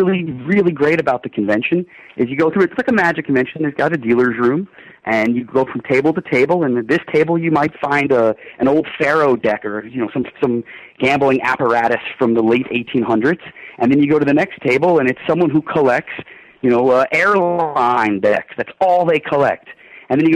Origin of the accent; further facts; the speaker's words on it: Florida, United States; I'm from Florida and I'm used